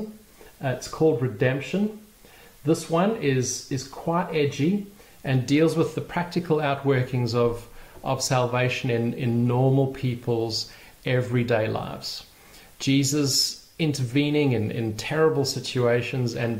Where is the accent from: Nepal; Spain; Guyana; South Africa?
South Africa; Port Elizabeth, Eastern Cape; my hometown of Port Elizabeth